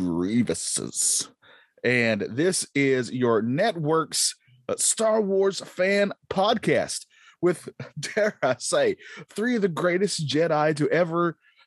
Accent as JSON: {"language": "English", "region": "North Carolina", "country": "United States", "said": "Because I'm from North Carolina, we say yonder."}